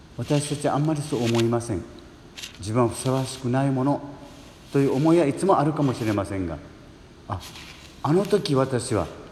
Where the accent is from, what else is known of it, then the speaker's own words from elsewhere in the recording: Amami Ōshima, Kagoshima, Japan; now in Ibusuki, Japan; 奄美大島で生まれてどんな両親のもとで生まれて